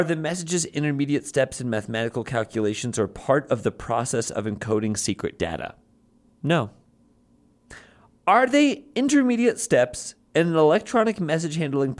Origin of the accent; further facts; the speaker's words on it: Chicago, Illinois, United States; I'm from Chicago. I care about one thing and one thing only, Navy Pier